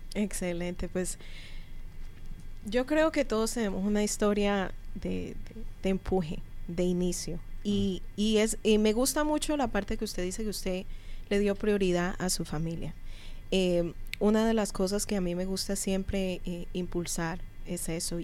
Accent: Colombia; now in United States; Yo por lo menos vengo de Colombia

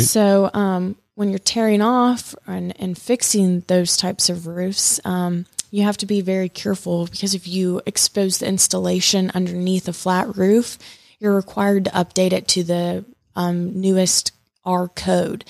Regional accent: Columbus, Georgia, United States; moved away as an adult; also born or lived in Manhattan, New York; I'm originally from Columbus, Georgia

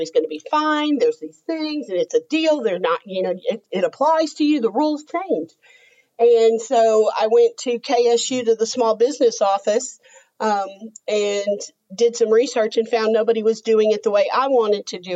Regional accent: Texas, United States; moved away as an adult; I grew up in Texas

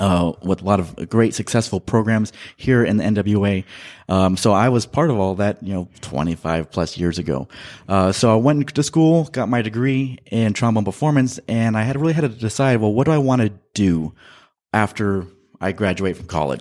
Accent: Central Valley, California, United States; born or raised there; also born or lived in Manteca, California / Modesto, California / Fresno, California

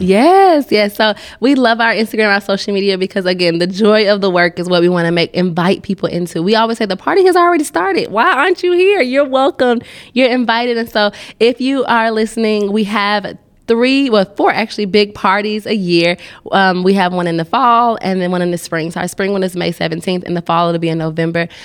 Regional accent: Atlanta, Georgia, United States; now in Nashville, United States; I'm from Atlanta

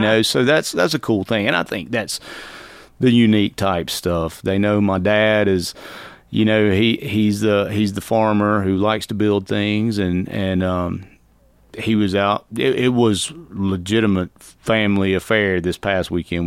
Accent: Alto, Georgia, United States; I'm from Alto, from L.A.

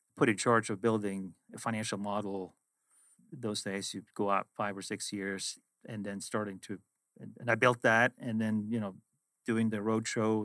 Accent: Sweden; moved away as an adult; also born or lived in London / Boston; originally I am from Sweden, where I grew up, went to high school and university

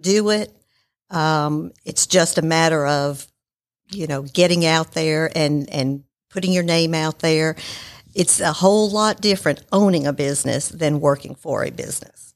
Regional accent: Marietta, Georgia, United States; also born or lived in New York; I was born in New York and I grew up in Marietta.

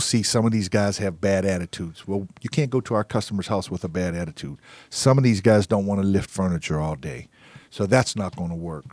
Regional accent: Pittsburgh, Pennsylvania, United States; now in Atlanta, United States; I'm from Pittsburgh

